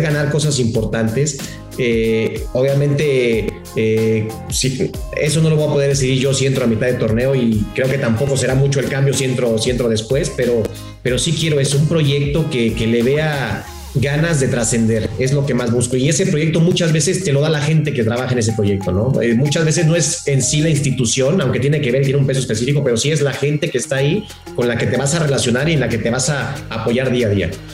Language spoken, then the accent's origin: Spanish; Mexico; como mexicanos, como técnicos